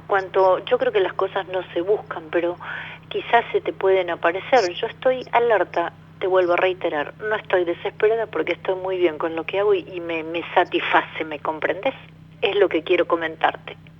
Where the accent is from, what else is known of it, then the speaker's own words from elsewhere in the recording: Buenos Aires, Argentina; yo soy de Capital Federal, de Capital Federal